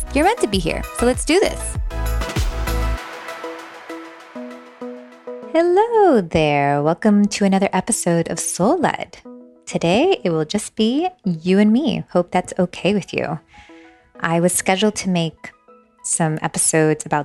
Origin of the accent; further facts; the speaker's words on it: Miami, Florida, United States; moved away as an adult; also born or lived in Long Branch, New Jersey; now in Asheville, United States; I'm from Miami. My parents brought us here. Actually, I was born in New Jersey, Long Branch, New Jersey